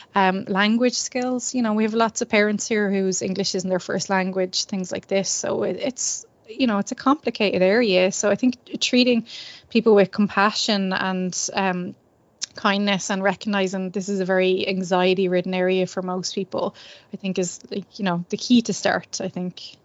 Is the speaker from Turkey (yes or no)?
no; Ireland; as Irish people